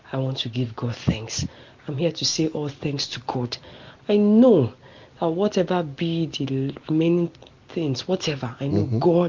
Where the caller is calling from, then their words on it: Jos, Plateau, Nigeria; I'm calling and I'm talking from Jos.